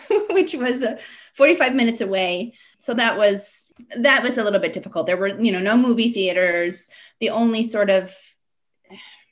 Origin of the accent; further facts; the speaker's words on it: Pine, Colorado, United States; moved away as an adult; now in Las Vegas, United States; the neighborhood that I grew up in Pine, Colorado